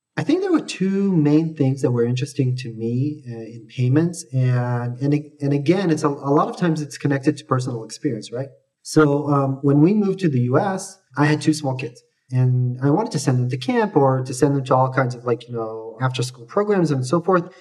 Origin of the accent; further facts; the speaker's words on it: Australia; also born or lived in Jerusalem, Israel; I was born in Israel, but I grew up in Australia